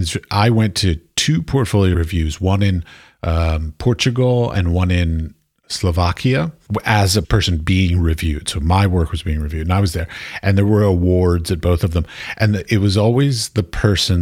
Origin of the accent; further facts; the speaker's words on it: Washington, District of Columbia, United States; I was raised in Washington, D.C.